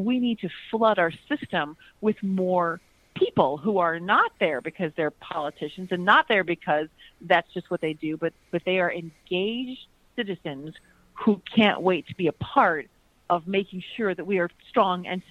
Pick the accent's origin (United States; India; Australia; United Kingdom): United States; Chicago, Illinois; now in Florida, United States; I'm from the Midwest. I currently am in Florida, but I hail from Chicago